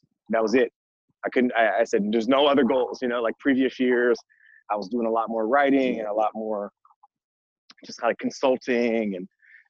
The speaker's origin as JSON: {"language": "English", "town": "San Francisco", "region": "California", "country": "United States", "tie": "born or raised there", "said": "I am originally from San Francisco, California. Born and raised in the city"}